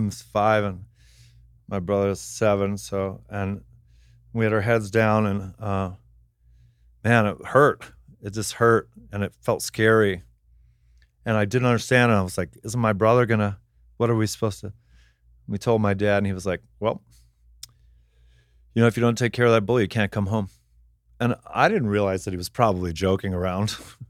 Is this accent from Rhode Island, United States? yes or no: no; Palm Desert, California, United States; because I grew up in Palm Desert, where there's like only 5 people born there every year, but hundreds of people die every year, surrounded by old people.